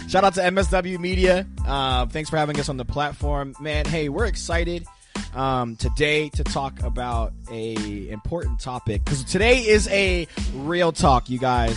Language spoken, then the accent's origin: English; United States; I'm American